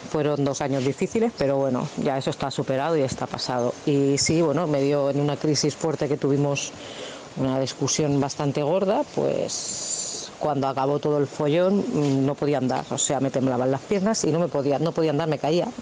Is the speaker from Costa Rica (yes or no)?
no; Badalona, Catalonia, Spain; Yo soy aquí de Badalona